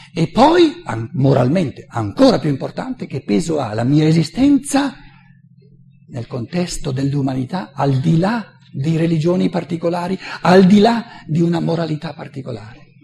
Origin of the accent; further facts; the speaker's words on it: Italy; moved away as an adult; also born or lived in United States; io sono nato e cresciuto in Italia